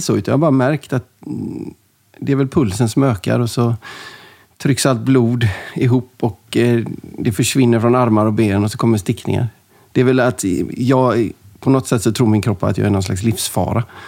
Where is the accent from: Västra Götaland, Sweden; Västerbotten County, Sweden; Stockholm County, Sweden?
Västra Götaland, Sweden; Gothenburg; Jag växte upp i, i Linnéstan, Göteborg